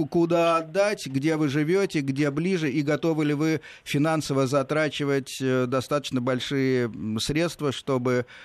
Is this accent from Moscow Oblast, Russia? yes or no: yes; Moscow Oblast, Russia; э, с Московской области.